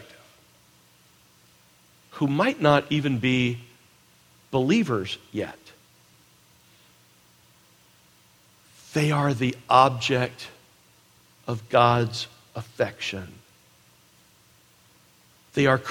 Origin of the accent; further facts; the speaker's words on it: United States; I was born in the United States of America